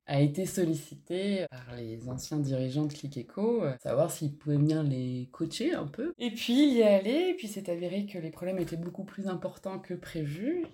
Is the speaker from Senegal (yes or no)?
no; Alsace, Grand Est, France; moved away; also born or lived in Toulouse / Landes; J'ai grandi en Alsace, au euh, bulle dans la forêt